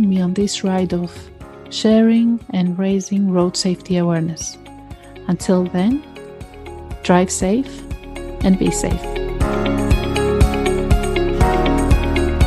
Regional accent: Greece; also born or lived in United Kingdom; I was born in the UK, but I was raised in Greece

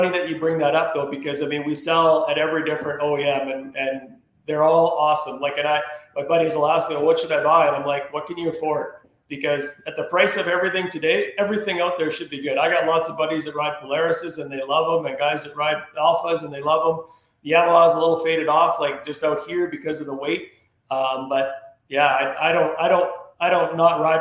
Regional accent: Saskatchewan, Canada; also born or lived in Peterborough, Ontario; growing up in Saskatchewan, like I said, I had an old snow jet

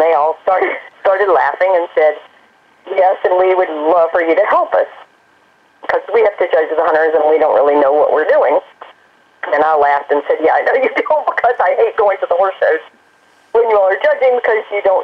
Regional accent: East Tennessee, United States; moved away as an adult; also born or lived in Greensboro; I grew up in East Tennessee, and we always had horses

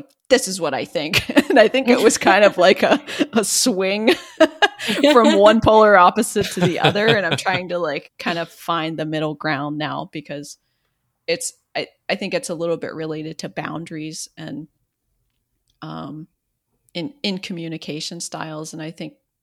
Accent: Southwest Pennsylvania, United States; I'm from Southwest Pennsylvania.

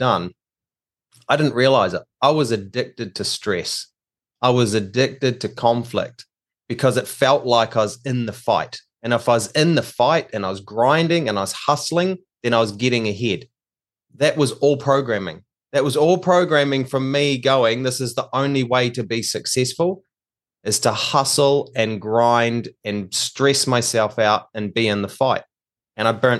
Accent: New Zealand; now in Australia; I'm actually from New Zealand. I'm a New Zealander, but we live in Australia now

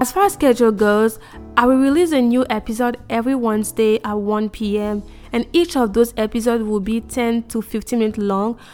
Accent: Côte d’Ivoire; moved away as an adult; now in United States; I was born and raised in Cote d'Ivoire, Ivory Coast.

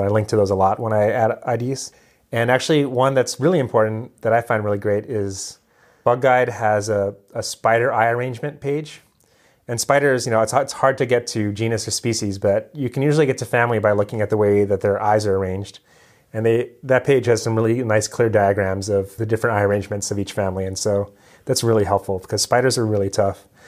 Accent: Hawaii, United States; moved away as an adult; also born or lived in Western Massachusetts; growing up in Hawaii

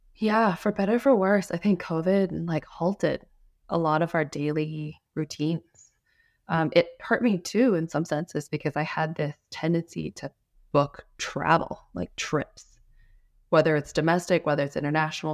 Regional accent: Washington, United States; also born or lived in Los Angeles, California; I grew up in Washington State, but I was born in L

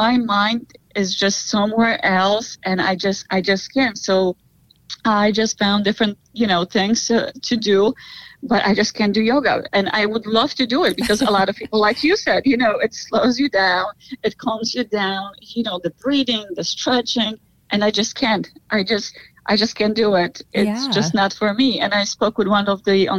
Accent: Poland; now in United States; I'm originally from Poland

